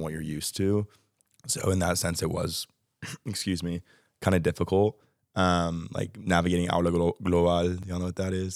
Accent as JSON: {"language": "English", "region": "Texas", "country": "United States", "also_born_or_lived": "Arkansas", "moved": "as an adult", "lives_now": "Madrid, Spain", "said": "I currently live in Dallas, Texas. So I'm from Texas."}